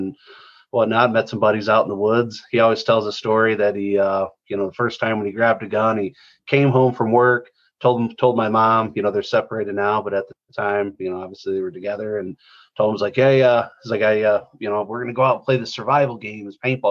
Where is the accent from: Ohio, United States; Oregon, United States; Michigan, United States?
Michigan, United States; Detroit; born and raised in the Metro Detroit area